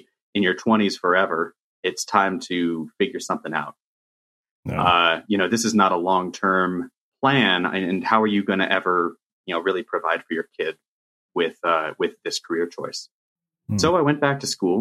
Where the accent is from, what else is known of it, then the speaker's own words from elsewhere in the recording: Riverside, California, United States; you and I grew up in Riverside, California